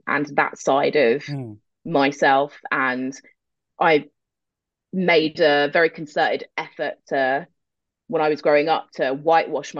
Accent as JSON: {"language": "English", "region": "London", "country": "United Kingdom", "tie": "born or raised there", "moved": "as an adult", "lives_now": "Germany", "said": "I grew up in North London. My mum is English. She's from East London, and my dad is from Algiers"}